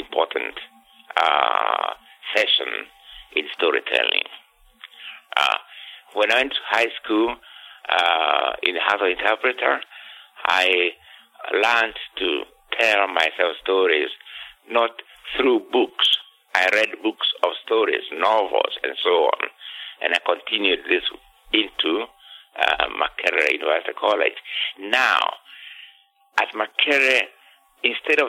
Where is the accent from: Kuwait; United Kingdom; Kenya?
Kenya; moved away; I was born in 1938 in Kenya, which was a settler, a British colonial state